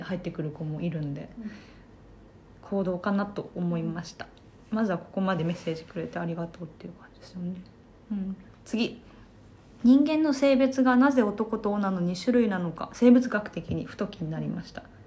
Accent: Japan; 在日韓国人3世でございますもうおじいちゃんの代から日本に住んでいますがあの血はゴリゴリの100%な感じ

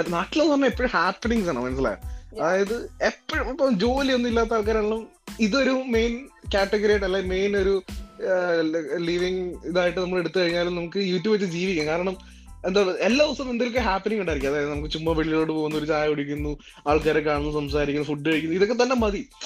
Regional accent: Elanthoor, Kerala, India; moved away as an adult; now in Ottawa, Canada; ഞാൻ പത്തനംതിട്ടക്കാരനാണ് പത്തനംതിട്ടയില് എലന്തൂർ പ്രക്കാനം എന്നൊക്കെ പറയും നമ്മുടെ സ്ഥലത്തിന്റെ പേരാണ്

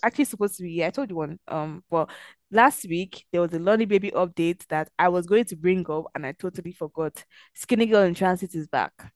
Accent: Nigeria; we're Nigerian

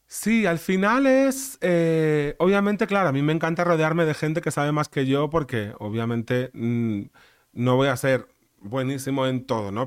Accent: Ares, Galicia, Spain; moved away as an adult; also born or lived in London; mi pueblo se llama Ares, que son pues somos como 4.000 habitantes

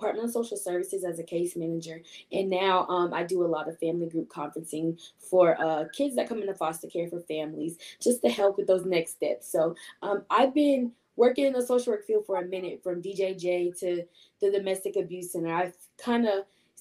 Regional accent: Charleston, South Carolina, United States; moved away as an adult; now in Columbia, United States; I am originally from Charleston, South Carolina, the 843. And I moved up here in 2013 to attend college.

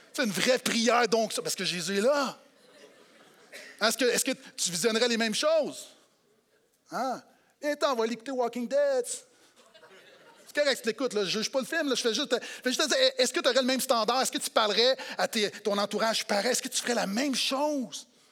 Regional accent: Quebec, Canada; en tant que Québécois

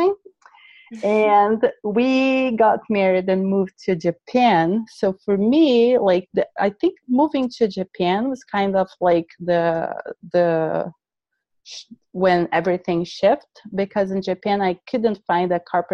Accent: Brazil; English is a second language; moved away; I was born in Brazil

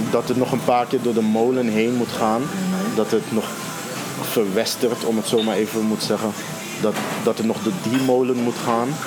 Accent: Netherlands; accent: Hollands; Ook al praat ik nu met mijn Hollands accent zo.

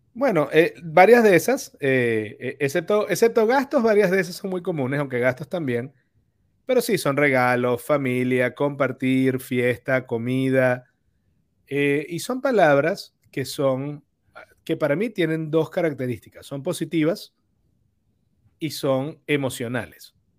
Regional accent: Venezuela; tú y yo somos venezolanos

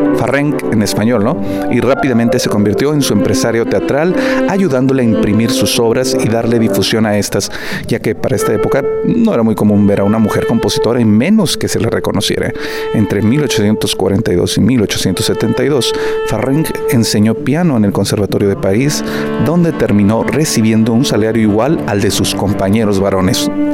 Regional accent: Coahuila, Mexico; todos los que somos de Coahuila

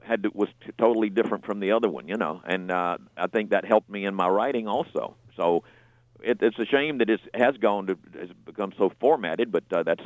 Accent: Marianna, Florida, United States; I grew up in Marianna, Florida. They had one radio station, and they played everything.

